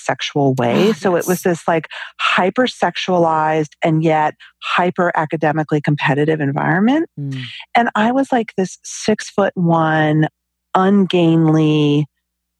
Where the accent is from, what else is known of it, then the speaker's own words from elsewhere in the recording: New York City suburbs, United States; I grew up in the New York City suburbs